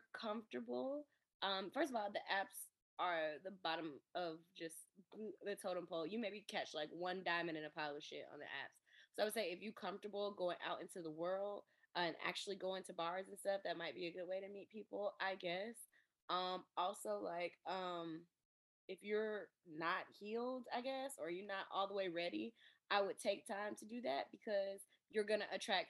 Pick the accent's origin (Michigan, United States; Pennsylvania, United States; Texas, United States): Michigan, United States; I'm from Michigan.